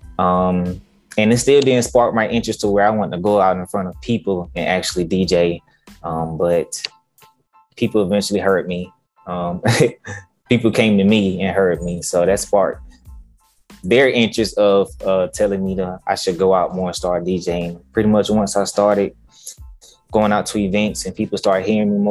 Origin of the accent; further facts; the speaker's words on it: Augusta, Georgia, United States; now in Atlanta, United States; I grew up in Augusta, Georgia